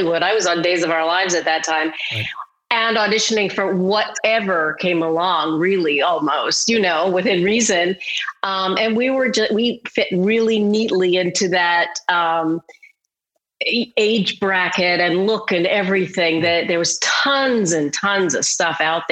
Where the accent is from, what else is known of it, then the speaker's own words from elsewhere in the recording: Canada; I'm from Canada